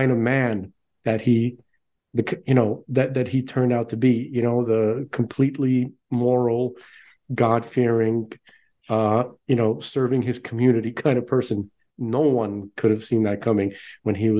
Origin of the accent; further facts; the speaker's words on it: New York City, New York, United States; We grew up in Brooklyn